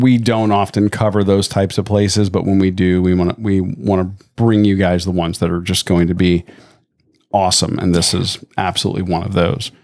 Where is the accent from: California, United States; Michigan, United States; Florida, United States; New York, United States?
Florida, United States; Tampa; growing up in Tampa